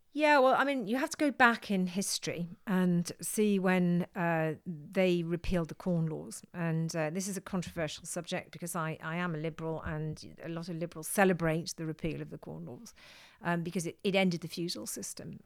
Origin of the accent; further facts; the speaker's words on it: South Wales, United Kingdom; I come from South Wales